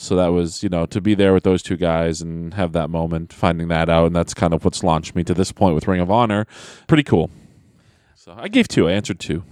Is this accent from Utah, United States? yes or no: no; Manchester, New Hampshire, United States; I'm from Manchester, New Hampshire